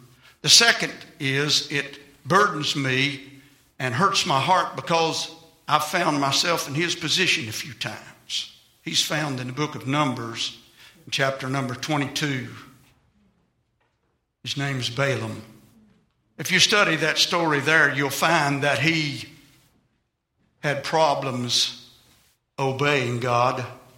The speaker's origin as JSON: {"language": "English", "region": "England", "country": "United Kingdom", "tie": "born or raised there", "said": "I'm English bred. I've been fighting a temper all of my life."}